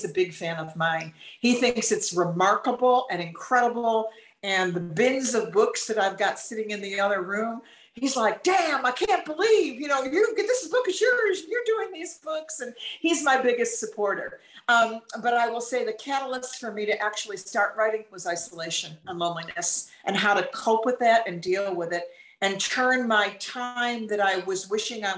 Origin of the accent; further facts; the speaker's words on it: Northeast, United States; moved away as an adult; I'm from the Northeast originally, and I've been a city girl, and I've lived very urban